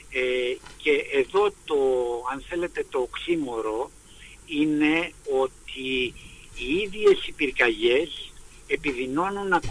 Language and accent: Greek; Greece